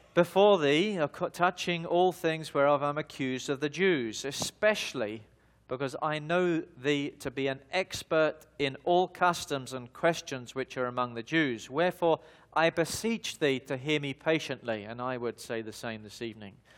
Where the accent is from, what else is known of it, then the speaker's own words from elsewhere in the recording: London, United Kingdom; moved away; also born or lived in Australia; I was born in the United Kingdom, in the, in the, uh, city of London, eh, and I began my life in the year nineteen seventy-six in the southeast side of the city in a, in a suburb called Lewisham